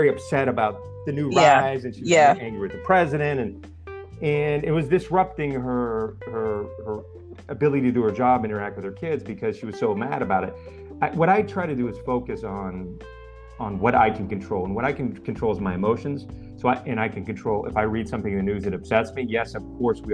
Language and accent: English; Pennsylvania, United States; where I grew up in Pennsylvania